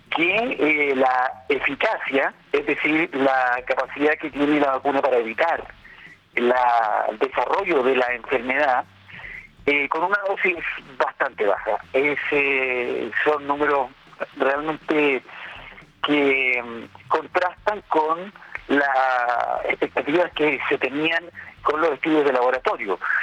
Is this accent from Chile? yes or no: yes; Chile; En nuestra población, somos los, chilenos